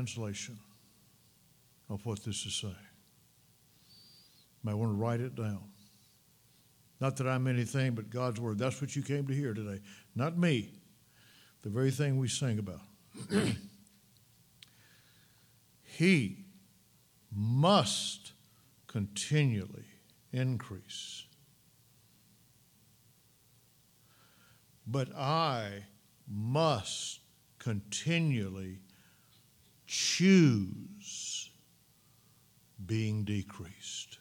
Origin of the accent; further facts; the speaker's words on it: Mississippi, United States; moved away; When I was a young boy growing up in Mississippi